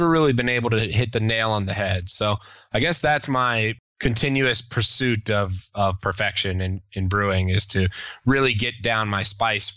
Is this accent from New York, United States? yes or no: no; Richmond, Virginia, United States; I'm from Richmond